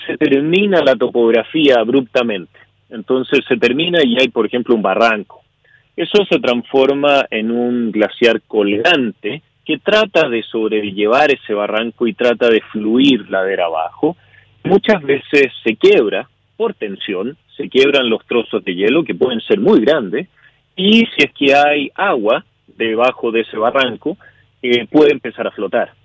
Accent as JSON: {"language": "Spanish", "country": "Chile", "moved": "yes", "lives_now": "Canada", "said": "soy chileno, yo vivo en Canadá hace ya muchos años"}